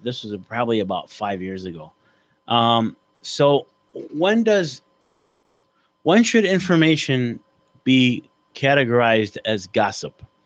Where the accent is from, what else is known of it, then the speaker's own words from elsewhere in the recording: Oak Park, United States; we grew up together back in Oak Park